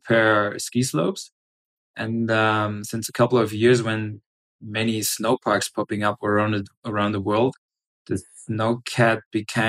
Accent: Germany; I'm from Germany

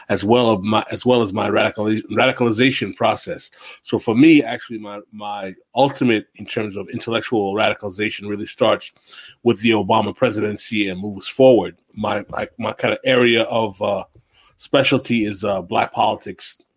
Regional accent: New York, United States; when my parents eventually did emigrate to New York, to New York City, I was born and raised in New York.

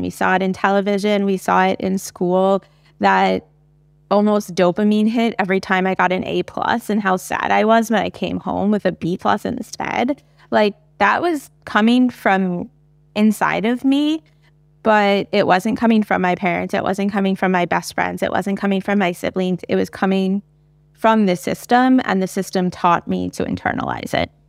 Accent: United States; as an American, I can speak to my experiences in early education

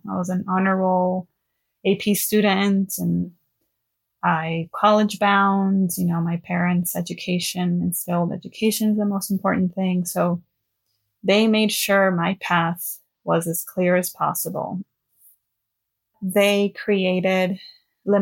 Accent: Los Angeles, California, United States; I am from Los Angeles, born and raised.

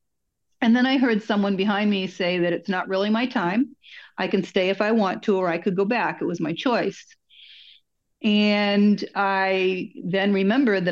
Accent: Massachusetts, United States; accent: mongrel accent; also born or lived in Florida; I was born in Massachusetts

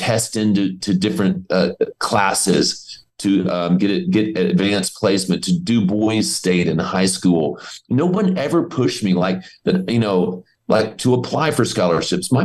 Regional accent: Northeast Louisiana, United States; also born or lived in Atlanta, Georgia; I was born in Atlanta, and we were living in Buckhead, and I was going to Holy Innocence, and it was a very, it was the beginnings of a privileged life. Then my dad's business, I went belly up, and we moved to Northeast Louisiana

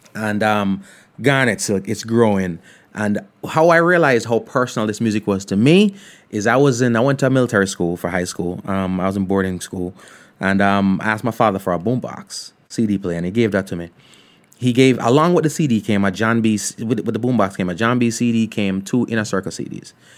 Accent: Ocho Rios, Saint Ann, Jamaica; I grew up in Ocho Rios.

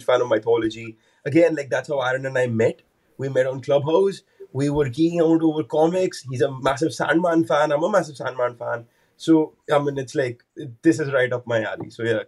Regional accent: Delhi, India; now in London, United Kingdom; Delhi, actually. But the thing is, my mom and dad, we moved around quite a bit when I was growing up.

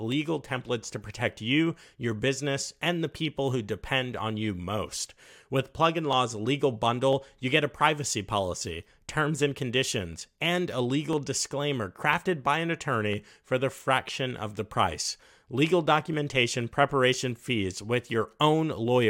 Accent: United States; I'm from the United States

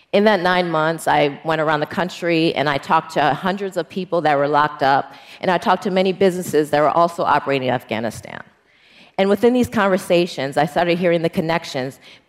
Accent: Milwaukee, Wisconsin, United States; I'm an international litigator, and I'm from Milwaukee, Wisconsin

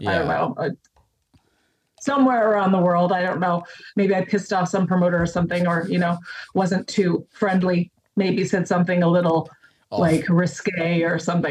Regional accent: Windsor, Ontario, Canada; moved away as an adult; now in United Kingdom; I grew up across the border from Detroit in Michigan.

